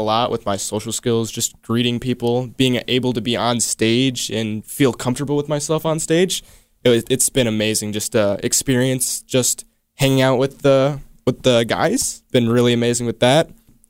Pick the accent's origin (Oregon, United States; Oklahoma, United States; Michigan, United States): Michigan, United States; Berrien Springs; Yeah, I'm from Berrien Springs.